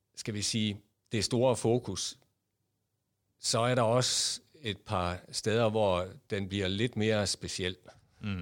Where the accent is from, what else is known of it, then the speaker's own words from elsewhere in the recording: Jutland, Denmark; accent: Jutlandic; moved away as an adult; also born or lived in Copenhagen area; now in Copenhagen, Denmark; I kan måske høre på min accent, at jeg er født og opvokset i Jylland